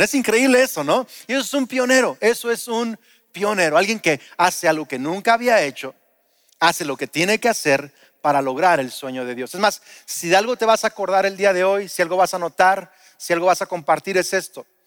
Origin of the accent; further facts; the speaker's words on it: Lázaro Cárdenas, Michoacán, Mexico; also born or lived in Uruapan; En el setenta y siete nos mudamos de Uruapan, yo era un bebé a Lázaro Cárdenas